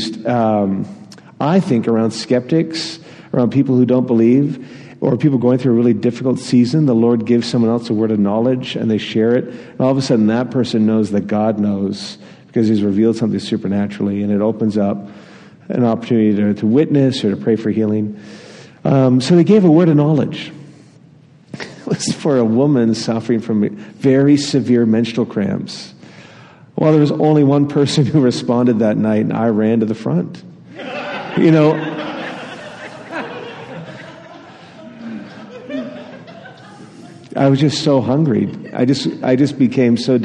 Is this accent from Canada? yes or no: yes; Atlantic Canada, Canada; I grew up in Atlantic Canada